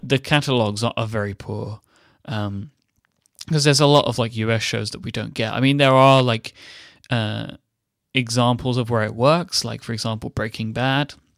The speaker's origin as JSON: {"language": "English", "country": "United Kingdom"}